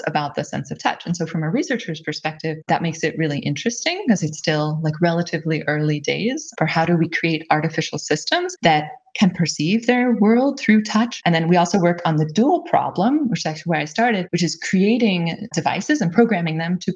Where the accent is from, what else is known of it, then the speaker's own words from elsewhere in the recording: California, United States; moved away as an adult; also born or lived in Pennsylvania; now in Germany; I grew up in California. Actually, although my name looks German and I live in Germany, I'm actually American